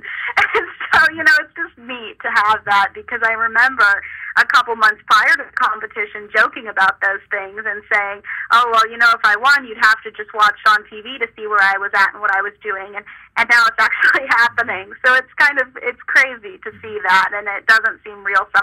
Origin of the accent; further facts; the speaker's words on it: Nebraska, United States; the county fair pageant in my hometown in Nebraska